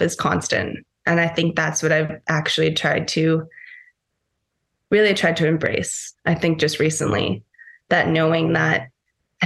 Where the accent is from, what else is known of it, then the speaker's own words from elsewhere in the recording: Costa Rica; also born or lived in Fiji; growing up in Costa Rica, but also having that time in Fiji